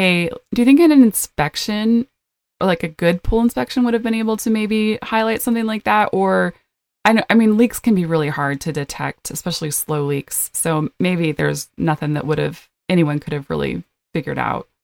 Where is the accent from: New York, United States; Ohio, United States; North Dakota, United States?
North Dakota, United States; two hours from Minot; North Dakota, which is two hours from my hometown